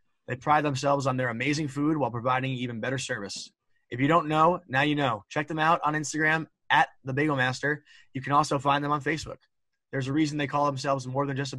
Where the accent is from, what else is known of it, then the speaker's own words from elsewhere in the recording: Long Island, New York, United States; as a kid growing up in Long Island